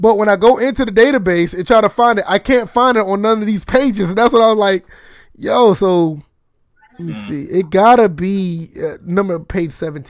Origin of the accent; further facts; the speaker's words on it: the South, United States; Cause see, I'm from the South. I don't know anything about that.